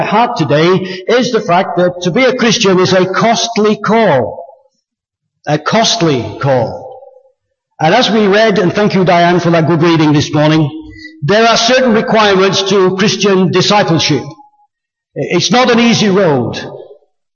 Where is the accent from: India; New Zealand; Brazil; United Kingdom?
United Kingdom; England; I was born in England.